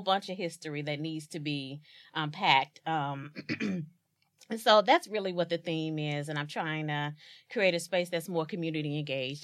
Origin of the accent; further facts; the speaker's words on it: East St. Louis, Illinois, United States; born and raised in East Saint Louis, Illinois